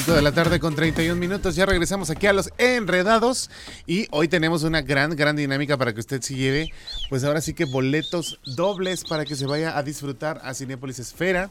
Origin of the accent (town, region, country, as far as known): Mexico